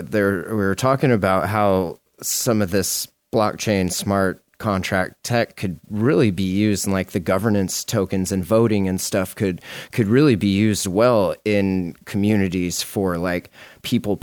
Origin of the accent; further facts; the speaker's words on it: Montana, United States; I'm from Montana